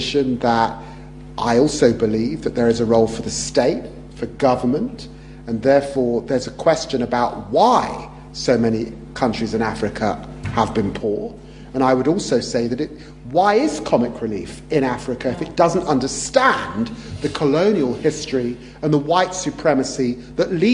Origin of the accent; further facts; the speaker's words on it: London, United Kingdom; also born or lived in Peterborough; I grew up poor in Tottenham